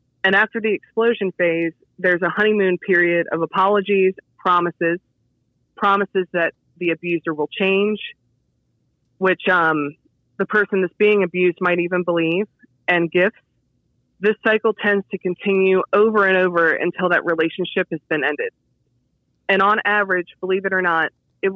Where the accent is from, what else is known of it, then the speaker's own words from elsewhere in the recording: Waldorf, Maryland, United States; I was born and raised in Waldorf, so I've always been very passionate about my area and Charles County